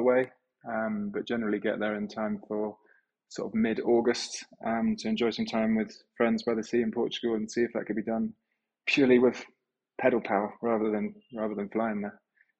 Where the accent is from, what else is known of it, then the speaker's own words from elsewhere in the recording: England, United Kingdom; I'm from England.